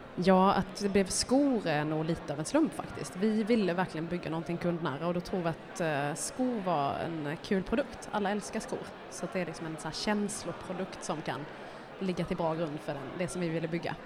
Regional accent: Älmhult, Kronoberg County, Sweden; jag kommer från Älmhult då, jag har ju liksom ja. sprungit på Kampa, det gör alla

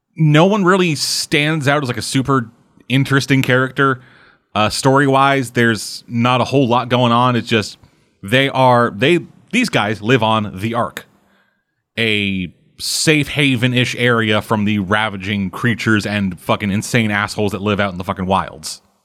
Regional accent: Canada; You guys make Canadian jokes at me

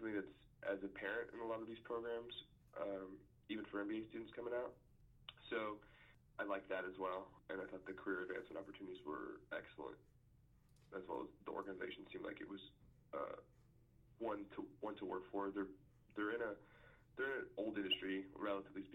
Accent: Texas, United States; growing up in Texas

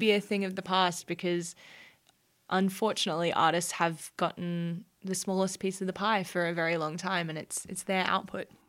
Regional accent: Brisbane, Queensland, Australia; I grew up on the Bayside of Brisbane, so around the Redlands

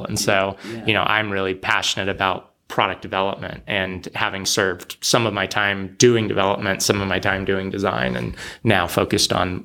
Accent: San Jose, California, United States; moved away as an adult; also born or lived in San Diego, California; now in Portland, United States; I grew up in San Jose and then I was in San Diego

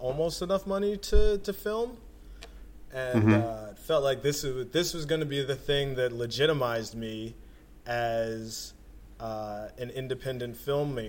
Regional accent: Philadelphia, Pennsylvania, United States; also born or lived in South Jersey; when I was growing up in Philadelphia and South Jersey

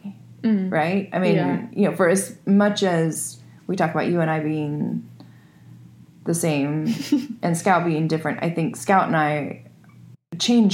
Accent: Northwest, United States; moved away; also born or lived in California; I'm from the Northwest

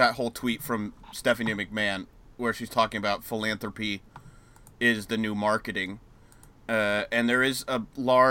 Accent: United States; as an American

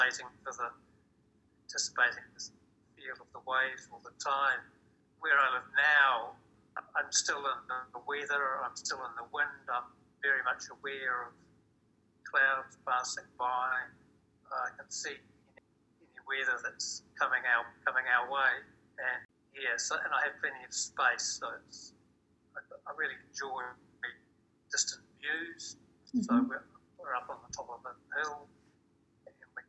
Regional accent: Hamilton, Waikato, New Zealand; also born or lived in Australia / Taranaki, New Zealand; now in Northland, New Zealand; I was brought up in Hamilton, which is a city to the south of here, and had all my schooling there

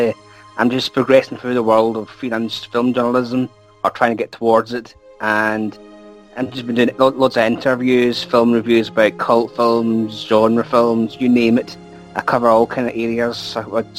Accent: United Kingdom; I'm a Brit.

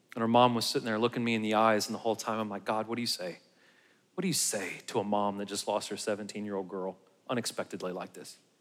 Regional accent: United States

